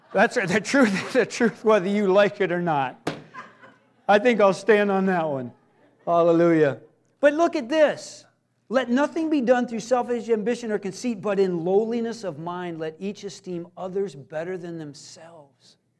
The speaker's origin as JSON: {"language": "English", "country": "United States", "said": "I'm an American"}